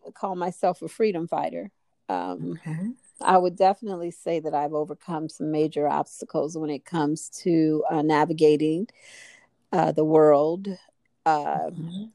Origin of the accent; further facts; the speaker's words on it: Chicago, Illinois, United States; also born or lived in New Orleans, Louisiana; now in Santa Clarita, United States; I'm from Chicago originally, mm. from the south side of Chicago